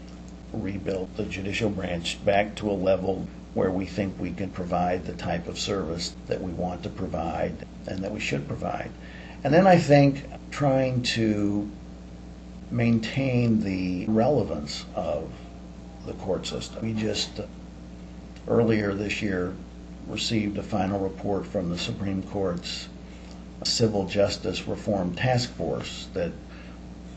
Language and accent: English; Southern California, United States; moved away as an adult; now in Iowa, United States; I was born and raised in Southern California. I've now lived well over half of my life, however, in Iowa, and I'm an Iowan by choice